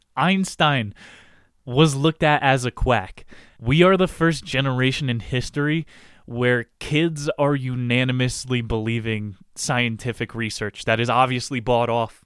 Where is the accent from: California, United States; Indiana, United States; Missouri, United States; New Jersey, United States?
New Jersey, United States; I'm from North Jersey